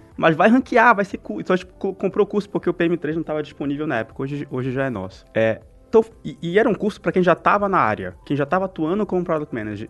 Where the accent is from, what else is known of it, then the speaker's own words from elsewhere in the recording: interior of Porto Alegre, Rio Grande do Sul, Brazil; eu sou lá do interior de Porto Alegre